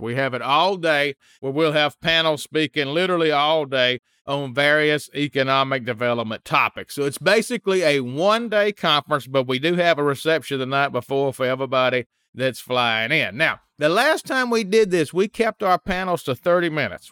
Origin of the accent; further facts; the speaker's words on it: Mississippi, United States; I'm from Mississippi